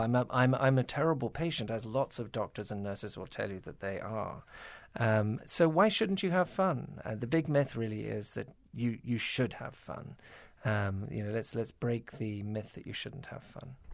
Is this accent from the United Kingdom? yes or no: yes; United Kingdom; moved away as an adult; also born or lived in Toronto, Canada; now in United States; I was born in Toronto, not so far away. But yes, I was gro-, I did grow up in, in Britain and, uh, worked in the British National Health for twelve years